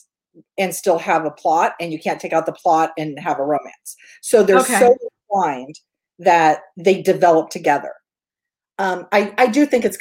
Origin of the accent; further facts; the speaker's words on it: Northern California, United States; I'm from Northern California.